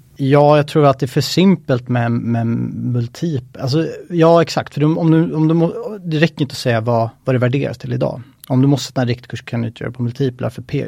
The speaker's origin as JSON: {"language": "Swedish", "town": "Stockholm", "region": "Stockholm County", "country": "Sweden", "tie": "born or raised there", "said": "född och uppvuxen i Stockholm"}